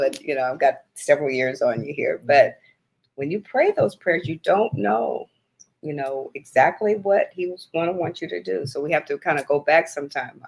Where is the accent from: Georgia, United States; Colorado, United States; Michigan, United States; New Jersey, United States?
Michigan, United States; Battle Creek; I was born in Battle Creek, Michigan